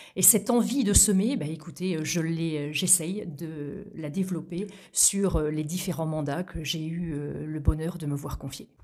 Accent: La Graverie, Normandy, France; also born or lived in Vire; Je suis née à Vire, donc euh, capitale du bocage virois. J'ai grandi à la Graverie, à quelques kilomètres de Vire

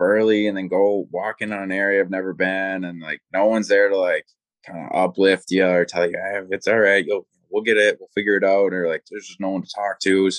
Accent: Wisconsin, United States; I'm from Wisconsin

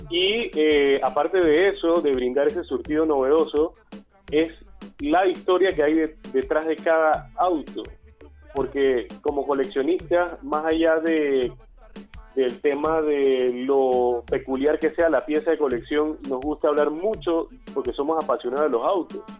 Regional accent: Panama; ya tenemos casi cinco meses en el mercado panameño, somos panameños todos

